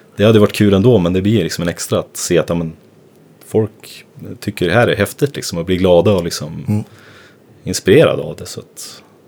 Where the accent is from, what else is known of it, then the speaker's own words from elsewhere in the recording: Gävle, Gävleborg County, Sweden; moved away; also born or lived in Stockholm; jag är uppvuxen i Gävle